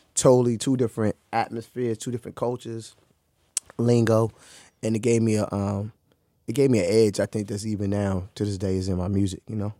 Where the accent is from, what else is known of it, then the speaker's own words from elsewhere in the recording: Maryland, United States; also born or lived in Orange, New Jersey / East Orange, New Jersey / Newark, New Jersey; my school year semesters here in Maryland